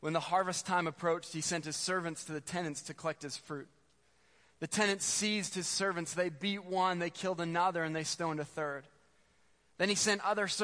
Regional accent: Spruce Grove, Alberta, Canada; I grew up in Spruce Grove.

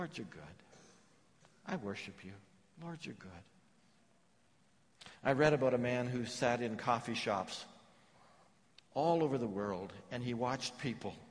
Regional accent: England, United Kingdom; I'm English

